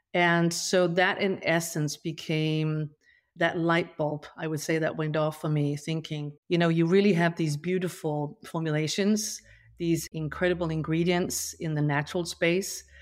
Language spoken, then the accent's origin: English; Denmark; moved away; I grew up, you know, on a farm in rural Denmark